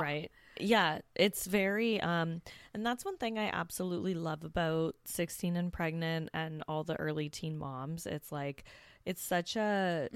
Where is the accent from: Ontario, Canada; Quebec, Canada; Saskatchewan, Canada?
Ontario, Canada; Hamilton; the city I grew up in Hamilton